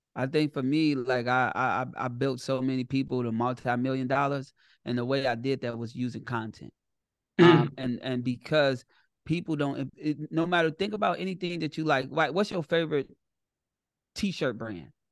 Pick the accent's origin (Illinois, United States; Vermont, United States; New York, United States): Illinois, United States; Chicago; I'm from Chicago and I'm I'm built from gangsters